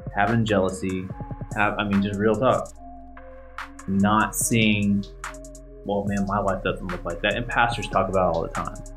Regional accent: South Side, Oklahoma, United States; I grew up on Southside

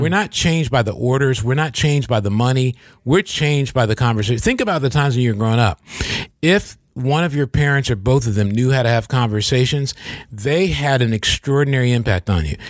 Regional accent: Michigan, United States

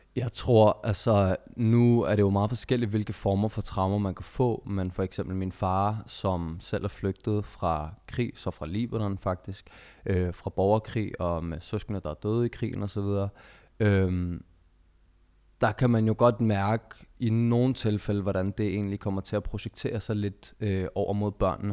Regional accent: Denmark; født og opvokset i Danmark

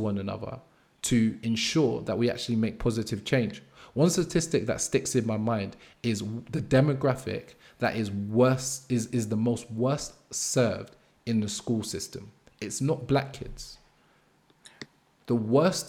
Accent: London, United Kingdom; I grew up in Brixton, Angel Town

